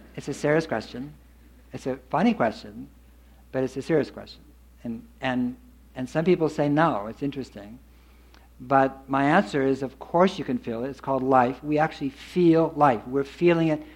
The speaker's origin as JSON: {"language": "English", "town": "Berkeley", "region": "California", "country": "United States", "tie": "born or raised there", "said": "I grew up in Berkeley"}